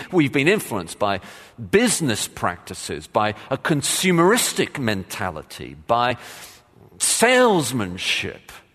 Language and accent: English; England, United Kingdom; moved away; I did play, um, soccer growing up, of course, as just about every Englishman has